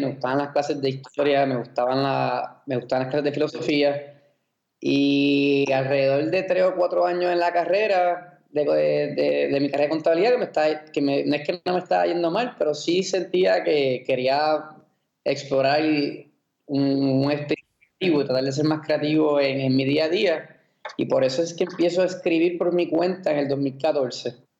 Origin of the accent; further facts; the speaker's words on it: Puerto Rico; yo me crié en Puerto Rico